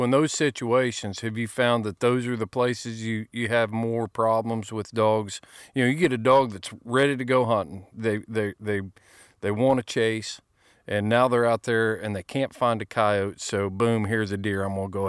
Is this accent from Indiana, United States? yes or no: yes; Indiana, United States; when I was a kid growing up in Indiana, nobody cared if I was hunting.